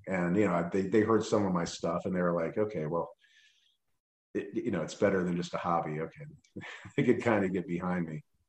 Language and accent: English; Cincinnati, Ohio, United States; also born or lived in Pierce Township, Ohio; I grew up in Cincinnati